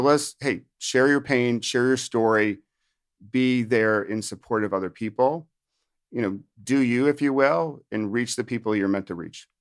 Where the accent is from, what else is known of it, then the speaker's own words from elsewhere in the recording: upstate New York, United States; moved away as an adult; also born or lived in Virginia / Washington, D.C.; now in New Jersey, United States; I'm from New Jersey, but actually f, from originally upstate New York.